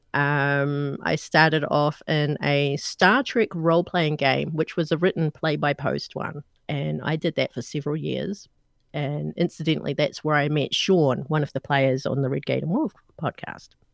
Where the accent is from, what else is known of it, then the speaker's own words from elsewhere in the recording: New Zealand; from the accent, you guys know I'm not American. I'm actually from New Zealand